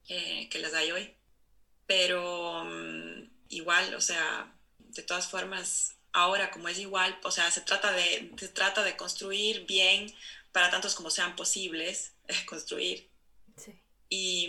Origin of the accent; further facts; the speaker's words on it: Cuenca, Azuay, Ecuador; moved away as an adult; also born or lived in Barcelona, Spain; now in Oslo, Norway; yo crecí en los Andes, ¿no? Que es muy alto. Mi ciudad está a 2.500 metros sobre el nivel del mar